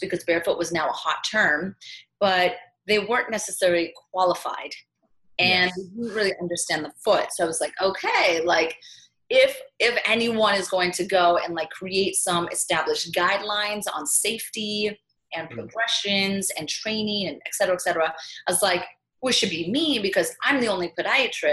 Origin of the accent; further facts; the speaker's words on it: Midwest, United States; moved away as an adult; also born or lived in Manhattan, New York; now in New York City, United States; I'm from the Midwest